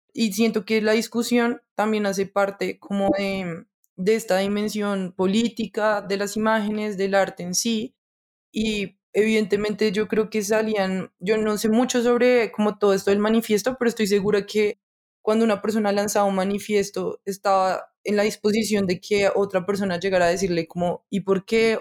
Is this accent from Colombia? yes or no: yes; Colombia; como colombianos